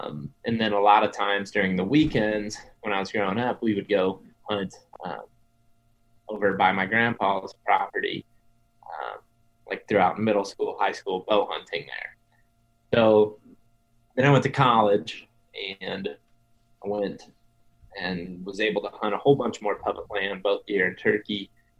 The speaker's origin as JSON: {"language": "English", "region": "Ohio", "country": "United States", "tie": "born or raised there", "said": "So I grew up in Western Ohio, but I told you guys before we started, my grandparents live in Eastern or Central Ohio."}